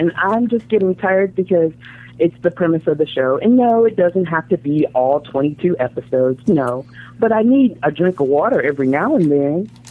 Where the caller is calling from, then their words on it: Fort Worth, Texas, United States; I'm from Fort Worth, Texas.